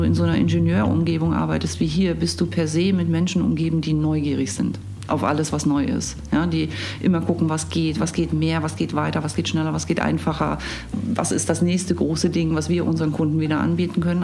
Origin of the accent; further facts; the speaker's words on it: Erfurt, Thuringia, Germany; now in Hamburg, Germany; Ich komme eigentlich aus Erfurt in Thüringen